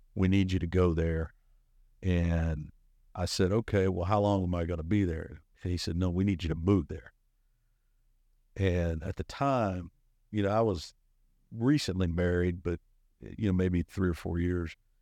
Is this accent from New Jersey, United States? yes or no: no; Arizona, United States; moved away as an adult; also born or lived in Georgia / Kansas City / Fayetteville, Arkansas / Tulsa, Oklahoma; now in Charlotte, United States; I was born in Georgia, but raised in Arizona